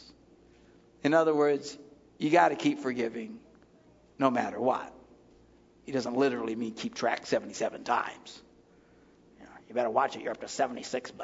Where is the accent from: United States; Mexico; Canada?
United States; Wisconsin; We're from Wisconsin.